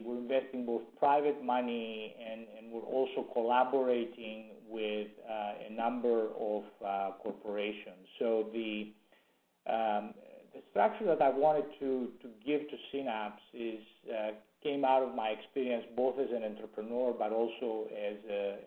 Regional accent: Greece; moved away as an adult; now in Silicon Valley, United States; Originally from Greece, came to the U.S. about 40 years ago to go to school, and ended up staying.

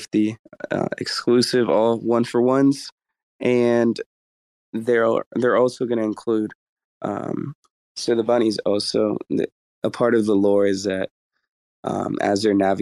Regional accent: San Francisco Bay Area, California, United States; I'm from the Bay Area

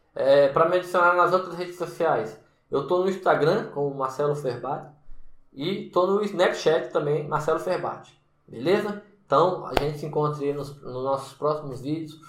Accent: Brasília, Federal District, Brazil; moved away as an adult; also born or lived in Salvador, Bahia; eu sou de Brasília, natural de Brasília

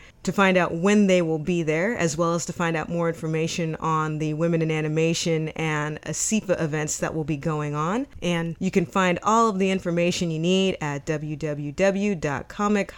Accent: United States; also born or lived in Texas / California; growing up in Texas and California

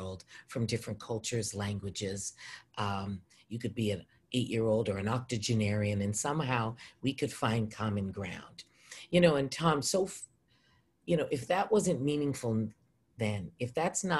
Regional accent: Edmonton, Alberta, Canada; moved away; also born or lived in Rhode Island (Brown University) / British Columbia; I am born and raised in Edmonton, Alberta, Canada

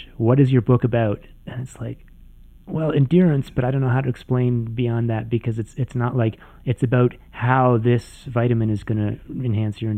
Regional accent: Canada; I'm from Canada

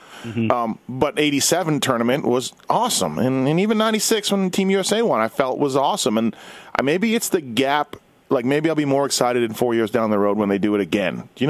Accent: Winnipeg, Manitoba, Canada; obviously I grew up in Winnipeg.

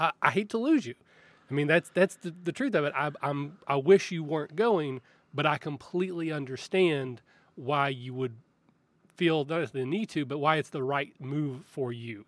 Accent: Kentucky, United States; You know, I am from Kentucky.

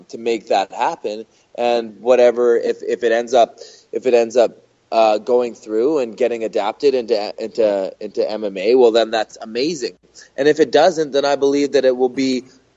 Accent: Canada; I'm Canadian

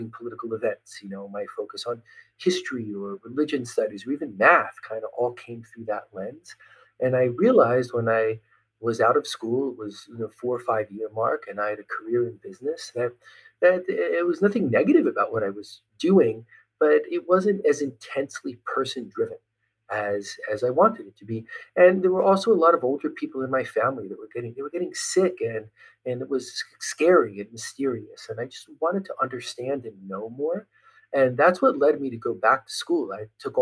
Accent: Trenton, New Jersey, United States; I was born and raised outside of Trenton, New Jersey

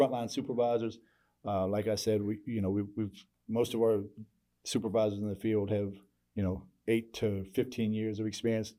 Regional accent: Norfolk, Virginia, United States; now in Houston, United States; I grew up in Norfolk, Virginia, in the, you know, it's a Navy town, real diverse

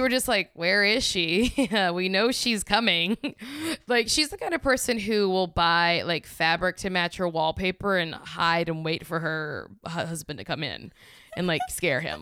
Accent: Louisiana, United States; also born or lived in New York; now in Los Angeles, United States; I grew up in Louisiana, I lived in New York, now I live in L

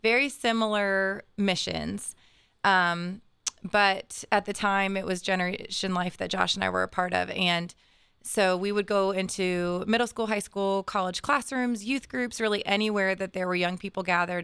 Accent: Bexley, Ohio, United States; I grew up in Bexley

